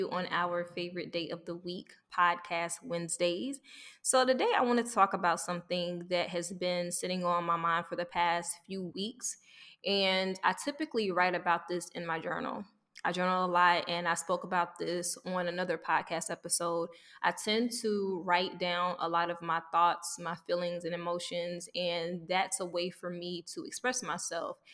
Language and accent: English; the South, United States; I grew up in the South and church was a big thing.